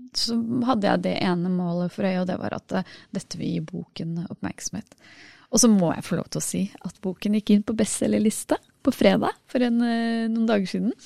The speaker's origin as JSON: {"language": "Norwegian", "country": "Norway", "said": "Vi må liksom si at vi er enten norske eller norsk-indiske"}